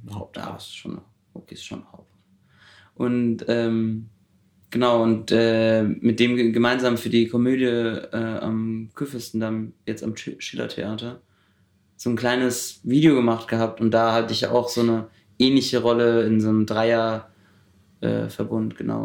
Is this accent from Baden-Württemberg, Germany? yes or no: yes; Heidelberg, Baden-Württemberg, Germany; moved away as an adult; now in Berlin, Germany; Ich komme aus Heidelberg